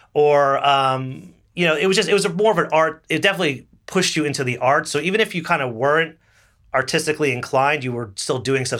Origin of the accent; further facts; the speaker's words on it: Little Falls, New Jersey, United States; moved away as an adult; also born or lived in Boston; now in New York, United States; I grew up twelve miles away, roughly, in Little Falls, New Jersey